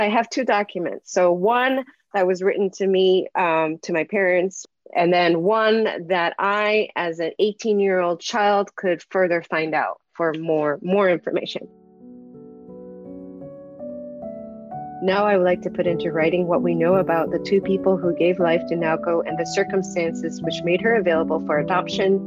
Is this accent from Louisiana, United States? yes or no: no; Los Angeles, California, United States; I was born in Los Angeles, California, but I was conceived in an Arkansas refugee camp